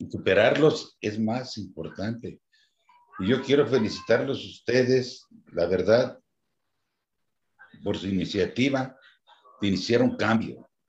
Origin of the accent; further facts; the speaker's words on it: Guadalajara, Jalisco, Mexico; moved away as an adult; now in Morelos, Mexico; yo me vine acá, llegué aquí a Morelos, al estado de Morelos de 28, de 24 años. Vine de Guadalajara, me han puesto una gerencia para el estado de Morelos.